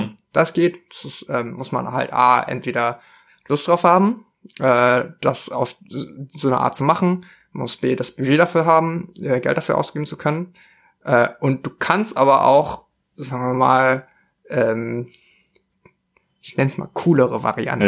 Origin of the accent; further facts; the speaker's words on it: southern Bavaria, Germany; ich bin in Südbayern aufgewachsen